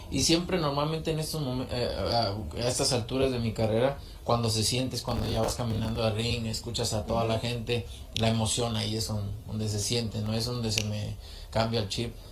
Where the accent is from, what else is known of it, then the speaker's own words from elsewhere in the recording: Jalisco, Mexico; Eh, en, algún otro estado, Jalisco